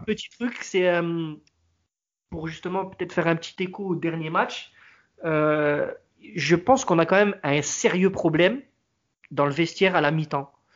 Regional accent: Marseille, Provence-Alpes-Côte d'Azur, France; nous, qui nous sommes Marseillais

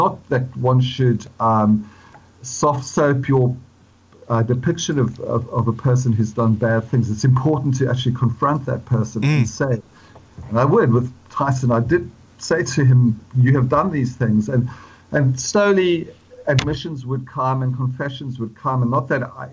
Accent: Johannesburg, Gauteng, South Africa; born or raised there; moved away as an adult; now in London, United Kingdom

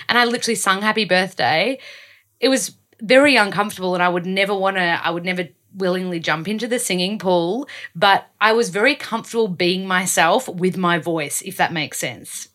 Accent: Australia; accent: Aussie; I don't wanna lose my Aussie accent.

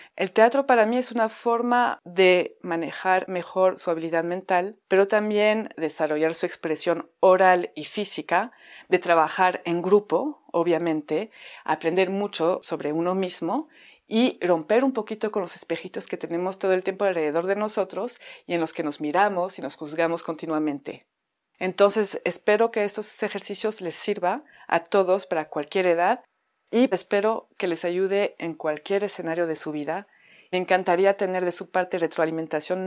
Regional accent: France; accent: French; Spanish is a second language; moved away as an adult; now in Mexico; llevo casi 14 años en México, si escuchan un acento es mi acento francés

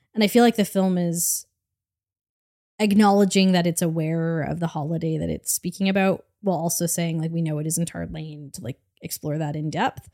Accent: Canada; as a Canadian

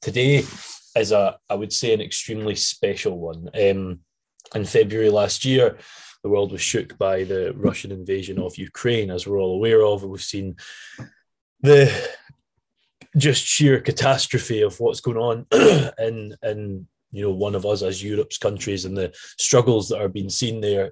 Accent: Scotland, United Kingdom; I'm definitely Scottish

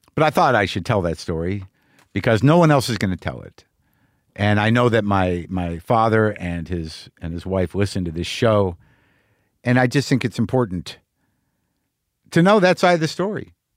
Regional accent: New Mexico, United States; moved away; me as an American guy, as a guy who grew up in New Mexico

